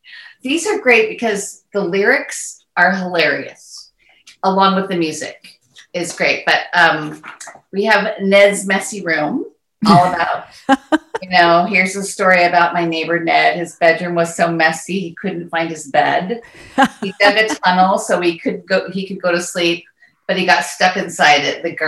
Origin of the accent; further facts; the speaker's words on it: Northern California, United States; I grew up in Northern California